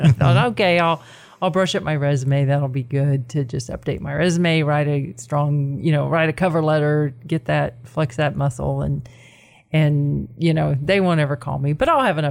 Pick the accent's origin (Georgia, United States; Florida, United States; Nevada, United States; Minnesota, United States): Florida, United States; moved away as an adult; also born or lived in Knoxville, Tennessee / upstate New York; now in Chattanooga, United States; I'm from Florida originally, which is where I started my career and did all of my education is in Central Florida